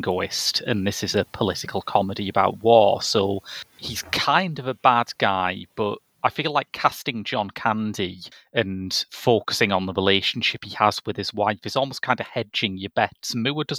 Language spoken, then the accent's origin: English; United Kingdom; I'm British